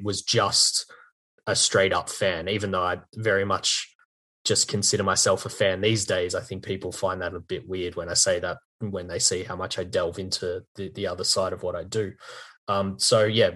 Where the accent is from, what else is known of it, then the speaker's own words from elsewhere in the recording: Australia; I'm actually from Australia